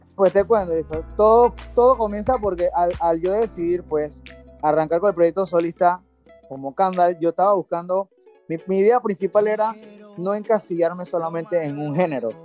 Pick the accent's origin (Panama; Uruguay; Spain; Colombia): Panama; soy cantautor panameño